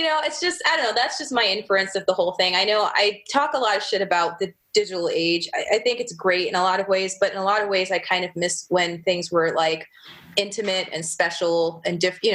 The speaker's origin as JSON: {"language": "English", "region": "Michigan", "country": "United States", "tie": "born or raised there", "said": "I grew up in Michigan"}